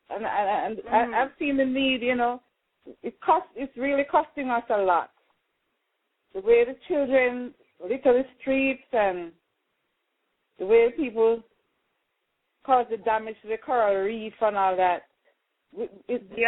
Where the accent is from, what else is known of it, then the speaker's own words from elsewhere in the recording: Saint James, Jamaica; I was born in St. James